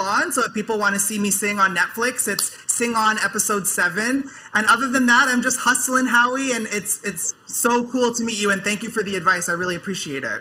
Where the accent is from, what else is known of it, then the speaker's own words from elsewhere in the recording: Canada; I'm from, I'm from Canada.